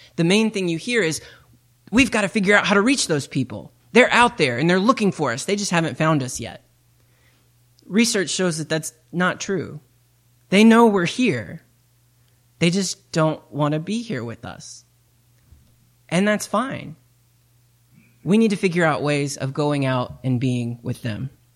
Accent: East Tennessee, United States; moved away; I come from East Tennessee

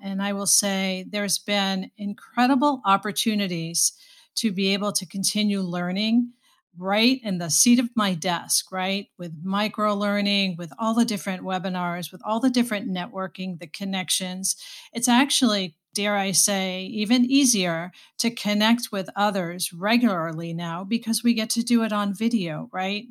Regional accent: Boston, Massachusetts, United States; moved away as an adult; now in Saint Louis, United States; I am from Boston, born, raised, and, uh, spent a good part of my life in Boston

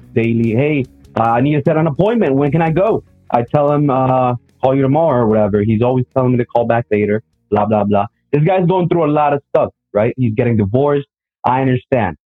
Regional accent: Colombia; now in Monterrey, Mexico; I'm in Monterrey, Mexico, but I am from Colombia

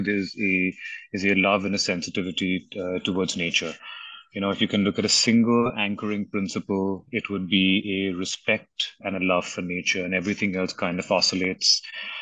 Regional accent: Mumbai, Maharashtra, India; I grew up in Bombay.

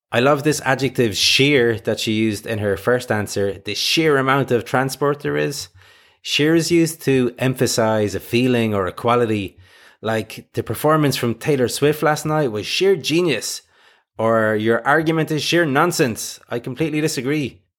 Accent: Ireland; I'm from Ireland and say schedule

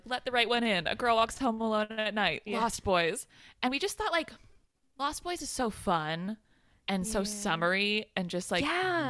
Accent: Palo Alto, California, United States; I grew up in Palo Alto, which is like 30 to 40 minutes away from Santa Cruz

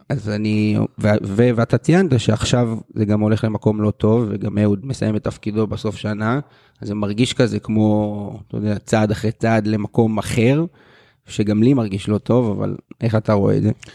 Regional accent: Nahariya, Northern District, Israel; also born or lived in Kiryat Bialik; גדלתי בהפועל נהריה, אבל באיזשהו שלב עברתי למכבי ביאליק

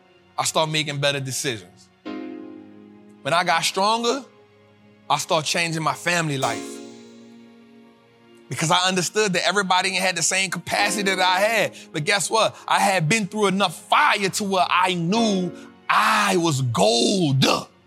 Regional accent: California, United States; And for me, you know, I came from Cali and I could have been like, man, we ain't doing Trappin' Tuesday today.

